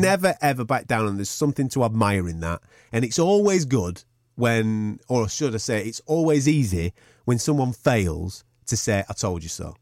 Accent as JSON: {"language": "English", "country": "United Kingdom", "said": "Us as British fight fans"}